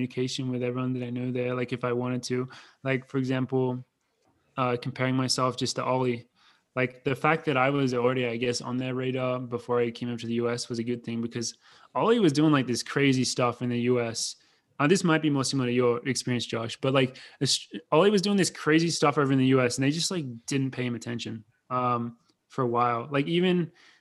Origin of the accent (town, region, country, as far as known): Australia; moved away as an adult; also born or lived in Madison, Wisconsin